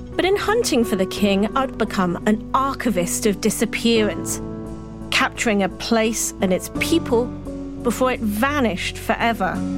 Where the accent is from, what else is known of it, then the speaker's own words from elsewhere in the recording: Hong Kong; When I was a child growing up in Hong Kong